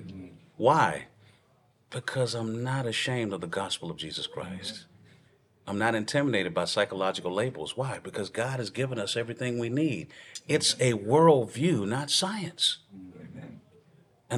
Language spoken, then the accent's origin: English; Texas, United States; I'm from Texas